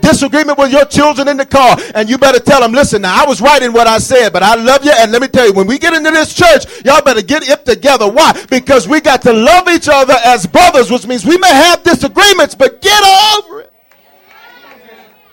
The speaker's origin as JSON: {"language": "English", "region": "the South", "country": "United States", "moved": "yes", "lives_now": "Denver, United States", "said": "I come from the South"}